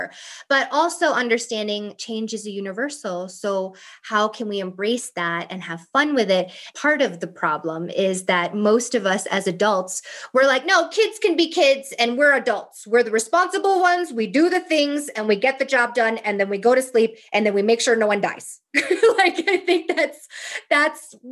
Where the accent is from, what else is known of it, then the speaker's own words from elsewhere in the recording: East Coast, United States; also born or lived in Thailand; now in California, United States; I'm from the East Coast